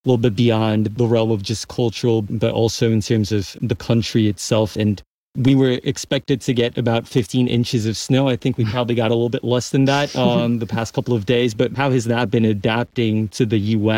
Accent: São Paulo, Brazil; moved away as an adult; now in Ann Arbor, United States; I am also a foreigner. I'm from Sao Paulo, Brazil.

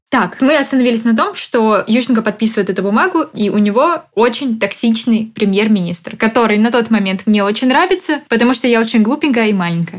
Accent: Odesa, Odesa Oblast, Ukraine; я как человек из Одессы, да, в нашем городе все голосовали за Януковича

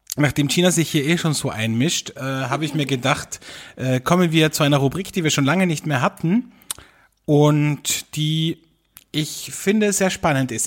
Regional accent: Austria; bei uns in Österreich

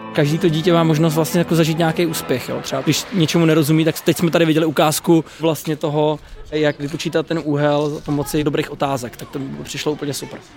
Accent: Poděbrady, Central Bohemian Region, Czechia; jsem z Poděbrat

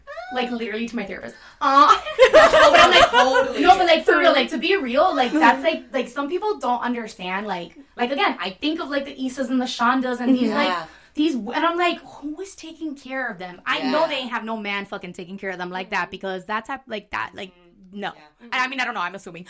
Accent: Miami, Florida, United States; moved away as an adult; now in Los Angeles, United States; I grew up in Little Havana

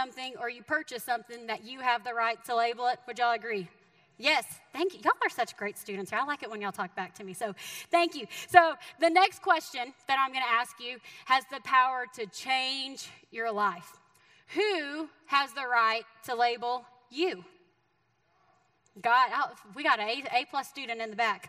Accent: Texas, United States; moved away as an adult; now in Missouri, United States; by the way that I talk, I am from the great state of Texas, right? And so I am a Texan. You can take me out of Texas, but you can't take the Texas out of me

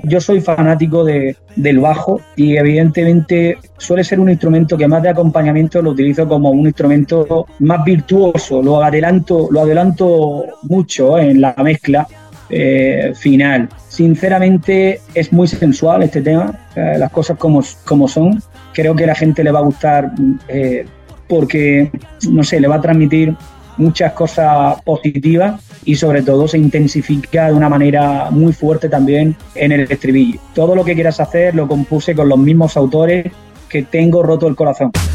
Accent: Andalusia, Spain; tiene la raíz de mi tierra

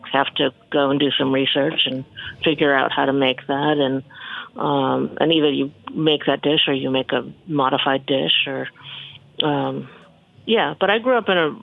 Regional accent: Birmingham, Michigan, United States; I grew up in Birmingham

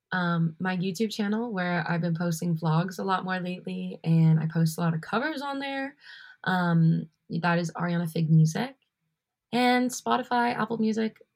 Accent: Hamilton, Ontario, Canada; I'm from Hamilton. Um, yeah, Ancaster area

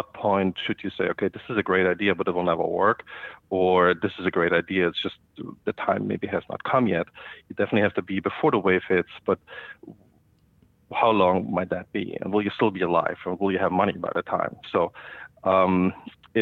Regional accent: Germany; moved away as an adult; also born or lived in India / Singapore; now in United States; I grew up in Germany and started my first business there in middle school

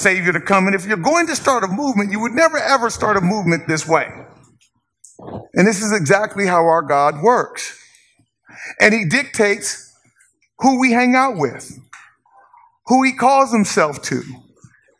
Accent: Inglewood, California, United States; moved away as an adult; also born or lived in Corvallis, Oregon; I grew up in Inglewood. Inglewood was 99.9% African American

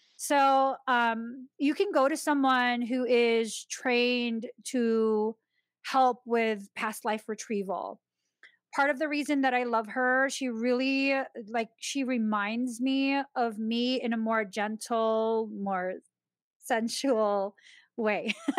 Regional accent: Philippines; my own Filipino people.

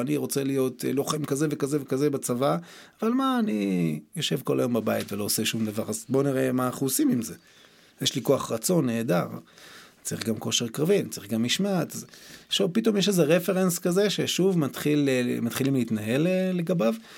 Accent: Tiberias, Northern District, Israel; גדלתי בטבריה, בשכונה

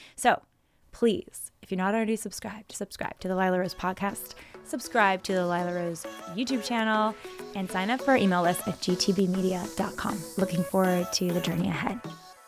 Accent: Silicon Valley, California, United States; growing up in Silicon Valley, California

